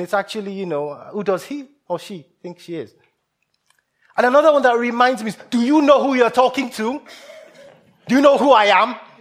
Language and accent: English; Nigeria; moved away; I grew up in Nigeria, partly.